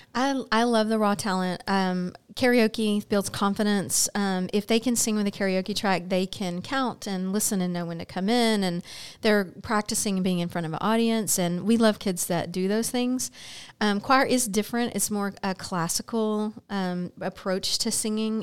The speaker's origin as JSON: {"language": "English", "town": "Baytown", "region": "Texas", "country": "United States", "tie": "born or raised there", "said": "I'm born and raised in Baytown"}